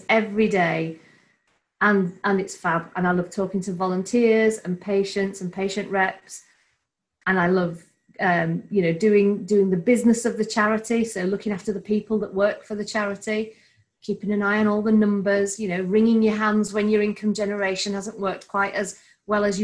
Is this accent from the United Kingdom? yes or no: yes; Bradford, Yorkshire and the Humber, United Kingdom; a true Yorkshire woman myself, born and bred in Bradford